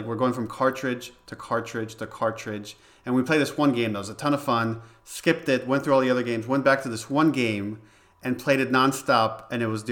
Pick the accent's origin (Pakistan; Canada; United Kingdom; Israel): Israel; English is a second language; now in United States; I grew up in Israel and my brother was into video games